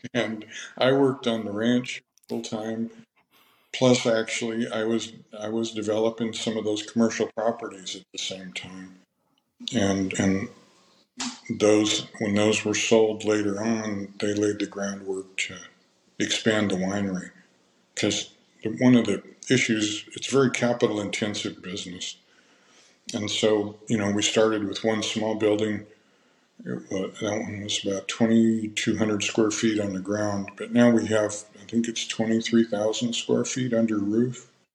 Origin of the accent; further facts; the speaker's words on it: California, United States; also born or lived in Minnesota; my family moved to California in 1960. I was nine years old. And so I lived pretty much the rest of those years here in California